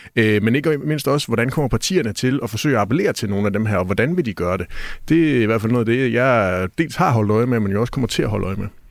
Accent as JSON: {"language": "Danish", "region": "Jutland", "country": "Denmark", "said": "jeg er jo stadigvæk fra Jylland"}